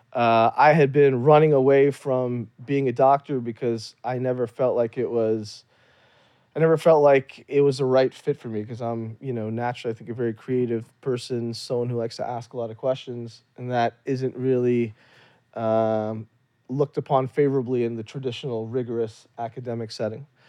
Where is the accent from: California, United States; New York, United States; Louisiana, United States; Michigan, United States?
Louisiana, United States; also born or lived in Kashmir, India; I grew up in Louisiana